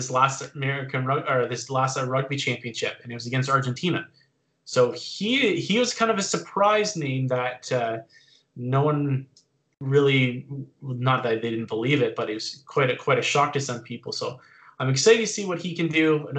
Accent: Canada; being a Canadian rugby fan

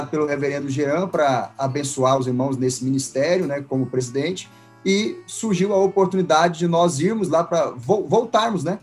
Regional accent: Goiânia, Goiás, Brazil; sou aqui de Goiânia, natural de Goiânia.

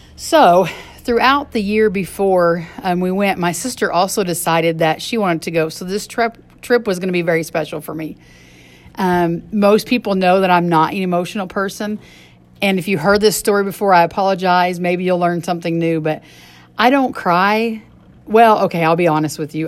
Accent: United States; how spoiled as Americans we are

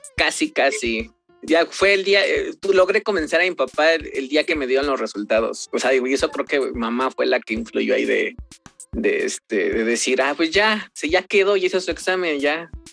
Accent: State of Mexico, Mexico; moved away as an adult; now in Mexico City, Mexico; soy originario del Estado de México, de un municipio que se llama Polotip, que está al norte del Estado de México

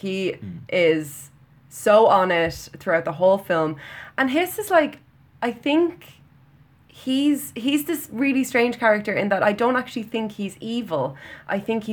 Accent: Ireland; we're Irish.

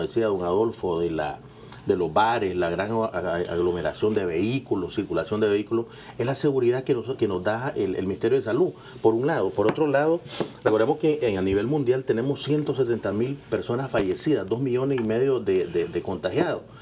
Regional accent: Nicaragua; nosotros como nicaragüenses

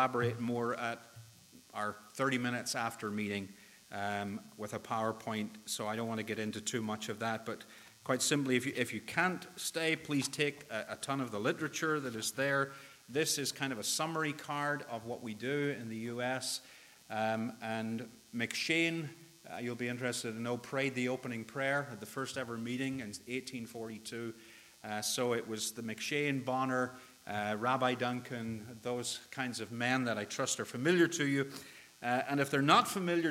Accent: Northern Ireland, United Kingdom; accent: Northern Irish; moved away as an adult; also born or lived in Northwest Arkansas; now in Arkansas, United States; My accent is not from these parts. It's a little more distant. And it is a little more distant than Northwest Arkansas. It's Northern Ireland originally

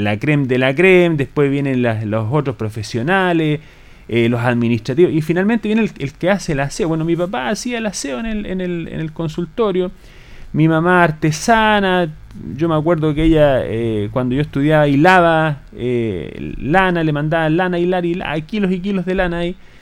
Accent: Colbún, Maule, Chile; Yo soy de Colbún originario, estudié en el liceo comercial también acá

